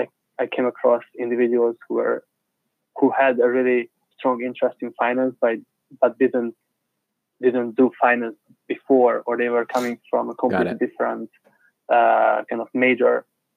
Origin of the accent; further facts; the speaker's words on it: Budapest, Hungary; No, I'm from Budapest.